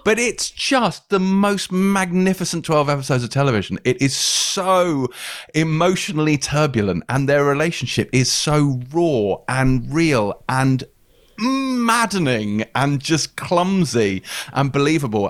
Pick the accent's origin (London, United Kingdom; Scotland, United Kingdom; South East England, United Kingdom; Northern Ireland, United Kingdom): London, United Kingdom; Pinner; I, I grew up in Pinner